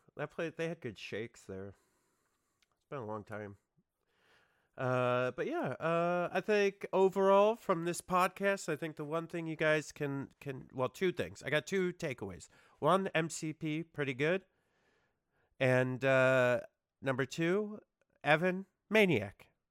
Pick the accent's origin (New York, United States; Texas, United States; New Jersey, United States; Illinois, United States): New York, United States; we're from New York